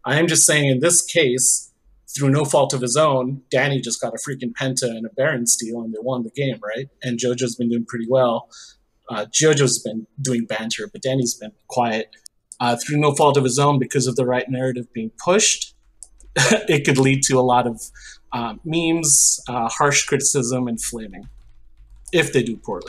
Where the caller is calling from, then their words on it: Chicago, Illinois, United States; Hey, calling from the suburbs of Chicago.